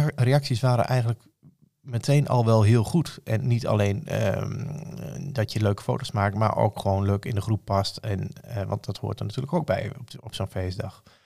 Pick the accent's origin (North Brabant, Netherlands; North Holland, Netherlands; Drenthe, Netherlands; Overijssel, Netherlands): Overijssel, Netherlands; Rijssen; Ik kom uit Rijssen. Dat ligt in Twente. Geboren en getogen